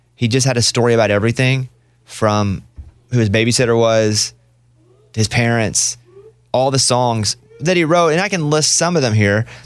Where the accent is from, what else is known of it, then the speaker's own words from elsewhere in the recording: Mountain Pine, Arkansas, United States; I grew up in Mountain Pine, Arkansas